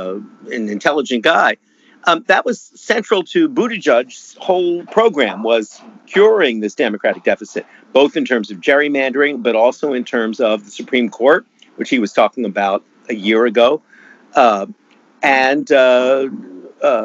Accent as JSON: {"language": "English", "country": "Canada", "moved": "yes", "lives_now": "United States", "said": "my home country of Canada"}